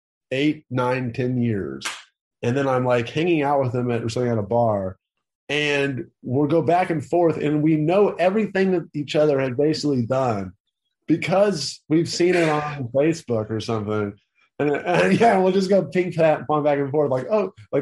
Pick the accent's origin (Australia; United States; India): United States; Tennessee; now in California, United States; I'm from Tennessee